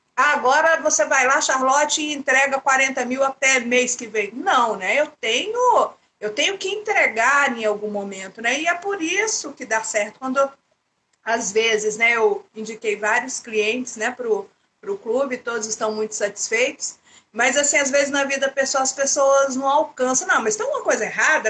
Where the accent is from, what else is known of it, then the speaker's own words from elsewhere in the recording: Goiânia, Goiás, Brazil; Eu sou de Goiânia